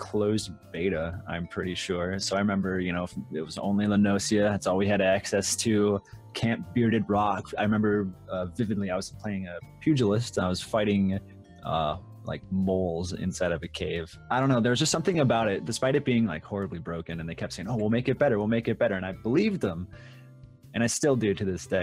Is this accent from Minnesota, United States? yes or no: yes; Minnesota, United States; moved away; I grew up in Minnesota, and I lived in Minnesota for the longest time.